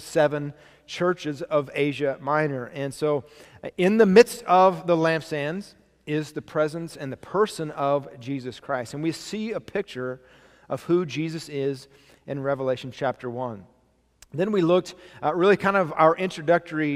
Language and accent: English; United States; I was born in America.